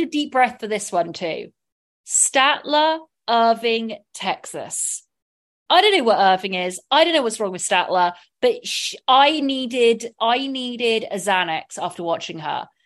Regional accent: southern England, United Kingdom; accent: southern English; now in United States; I have a southern

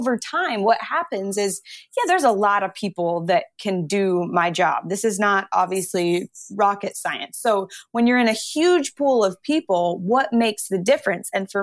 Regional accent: Phoenix, Arizona, United States; moved away as an adult; now in New York City, United States; I grew up in Phoenix

